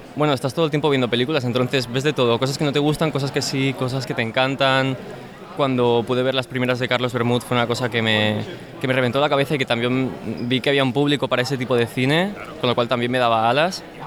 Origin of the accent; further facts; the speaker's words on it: Spain; como españoles